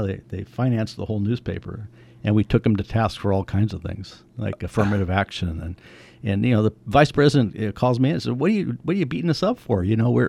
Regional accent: Menlo Park, California, United States; also born or lived in Napa / San Jose; Menlo Park, you know, the peninsula.

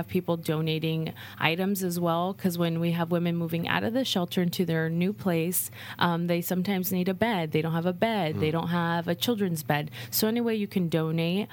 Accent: Napa, California, United States; I was born and raised here in Napa

